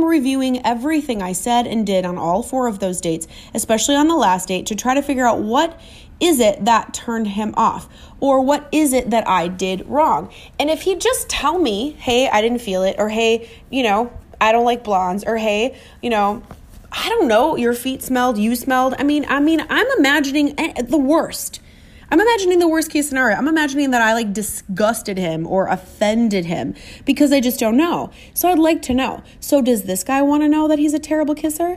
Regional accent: Minnesota, United States; I'm too Minnesotan

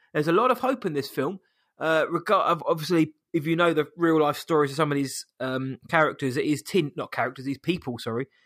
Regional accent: England, United Kingdom; from England

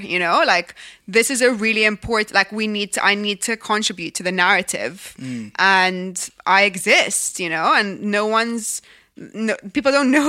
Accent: Egypt; now in London, United Kingdom; I didn't think this is because I'm from Egypt and this is because I live in London.

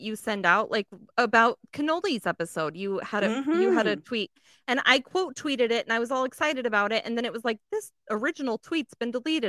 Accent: Colorado, United States; Growing up in Colorado

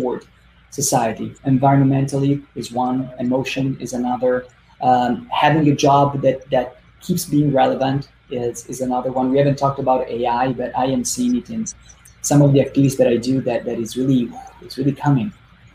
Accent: Italy; moved away as an adult; now in United States; I come from Italy. So my first entrepreneurial experiences were in Italy in the field of marketing

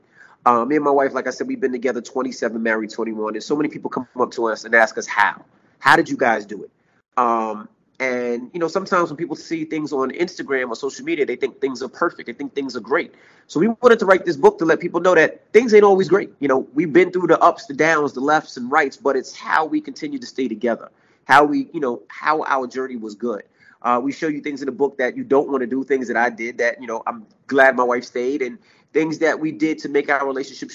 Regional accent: New York City, New York, United States; moved away as an adult; also born or lived in Hampton, Virginia / West Milford, New Jersey; I'm a kid from Queens, New York

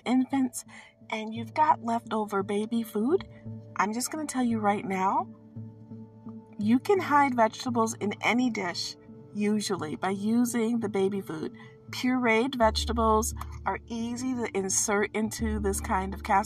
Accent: Midwest, United States; I'm from the Midwest

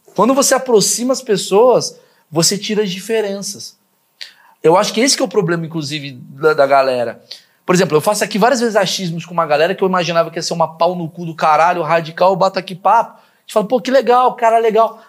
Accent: Brazil; a gente, como brasileiro

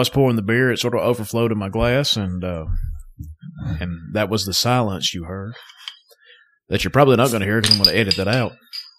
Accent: North Alabama, United States; if you can't tell from our accents, we're from North Alabama.

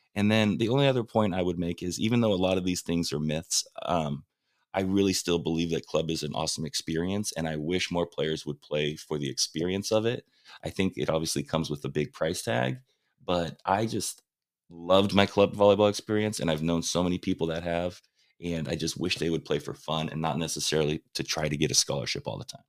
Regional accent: Huntington Beach, California, United States; I'm from Huntington Beach

